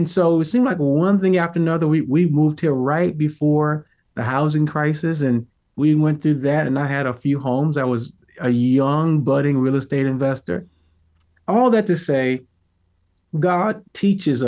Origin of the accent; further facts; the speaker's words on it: St. Louis, Missouri, United States; I grew up in America, you know, in St. Louis, Missouri